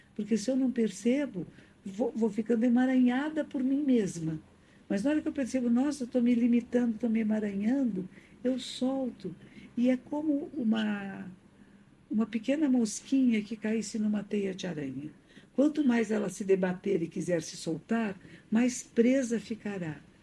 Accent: Brazil; moved away as an adult; also born or lived in London; aqui no Brasil

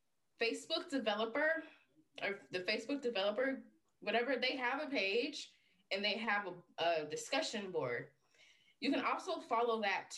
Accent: the South, United States; We're from the South

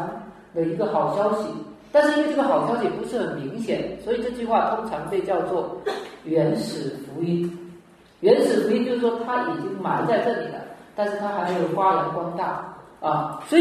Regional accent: Fujian, China; 以前我记得我们那边我是福建的

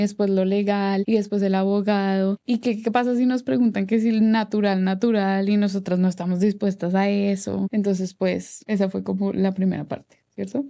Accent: Colombia; now in Atlanta, United States; soy cantante y compositora orgullosamente colombiana. En este momento vivo en Atlanta, en Estados Unidos.

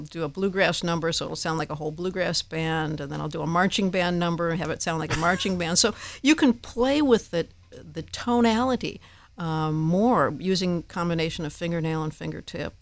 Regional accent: Downers Grove, Illinois, United States; In my hometown, Downers Grove, Illinois

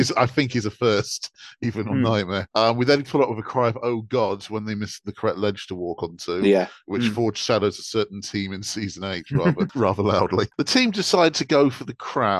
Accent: West Country, South West England, United Kingdom; I'm from the West Country. I've got cider running through my veins

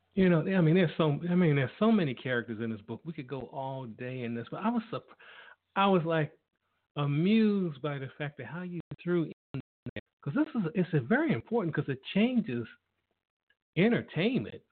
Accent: Washington, District of Columbia, United States; I'm from Washington D.C.

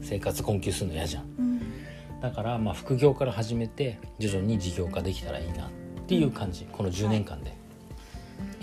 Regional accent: Tokyo, Japan; moved away as an adult; now in Osaka, Japan; 東京に、まあ、あとは、生まれ育った町だから、

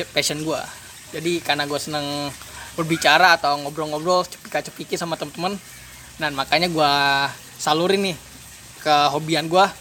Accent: Tangerang, Banten, Indonesia; gue lahir di Tangerang dan gue juga tinggal di Tangerang juga

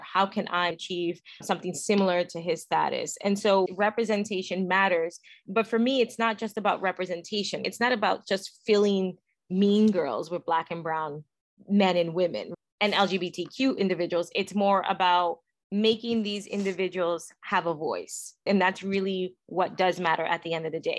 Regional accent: New York City, New York, United States; also born or lived in Ronkonkoma, Long Island; I'm from Williamsburg, and I went to school in Forest Hills in Queens

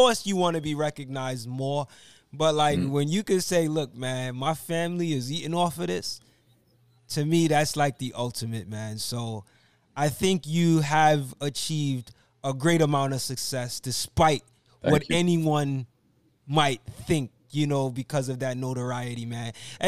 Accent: Brooklyn, New York, United States; And I'm from Brooklyn.

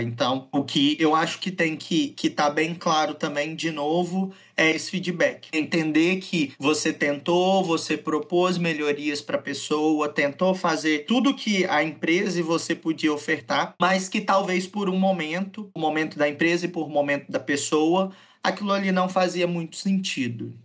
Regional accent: Venda Nova do Imigrante, Espírito Santo, Brazil; eu sou natural de Venda Nova do Imigrante

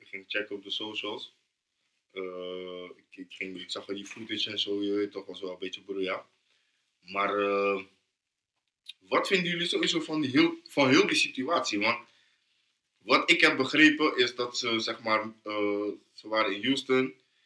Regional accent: Rotterdam, South Holland, Netherlands; Ik ben van Noord

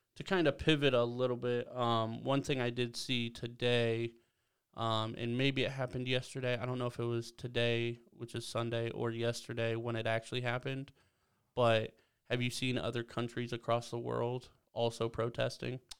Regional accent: Belleville, Ohio, United States; moved away; growing up in Belleville

